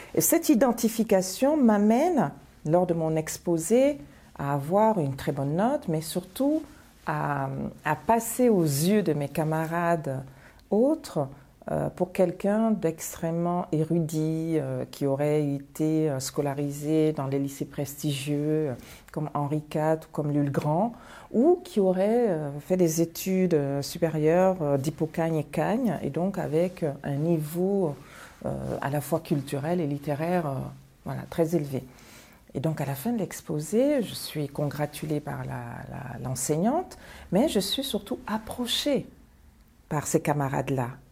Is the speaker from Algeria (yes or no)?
no; Bamako, Mali; moved away as an adult; also born or lived in Paris, France; now in France; je viens de Bamako, je viens du lycée Askia